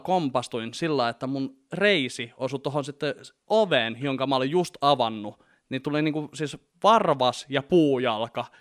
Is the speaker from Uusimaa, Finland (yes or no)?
yes; Vantaa, Uusimaa, Finland; mä oon Vantaalta lähtöisin